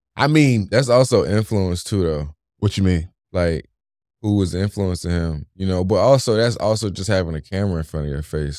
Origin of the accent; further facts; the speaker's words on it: Raleigh, North Carolina, United States; I grew up on Heck Street, which is, you know, right down that hill